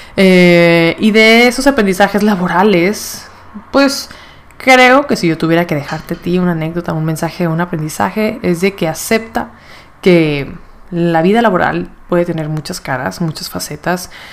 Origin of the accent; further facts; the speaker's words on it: Monterrey, Nuevo León, Mexico; moved away as an adult; also born or lived in Mexico City; regresé aquí a Monterrey